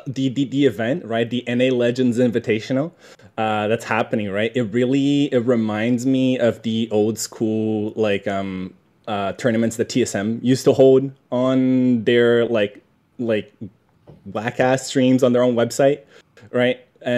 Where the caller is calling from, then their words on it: Tokyo, Japan; I'm calling from Tokyo.